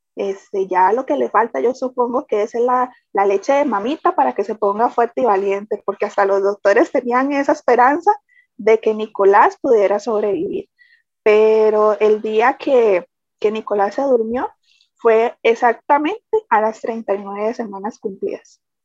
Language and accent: Spanish; San José, Costa Rica; soy de Costa Rica, San José.